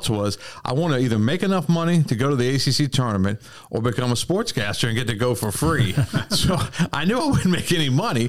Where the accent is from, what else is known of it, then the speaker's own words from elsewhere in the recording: Virginia, United States; I was raised in Virginia